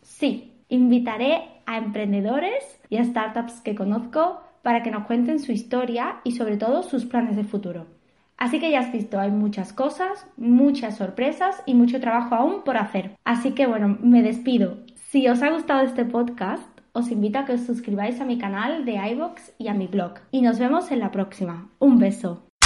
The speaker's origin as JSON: {"language": "Spanish", "town": "Seville", "region": "Andalusia", "country": "Spain", "moved": "as an adult", "lives_now": "Barcelona, Spain", "said": "Soy de Sevilla, aunque llevo casi dos años en Barcelona"}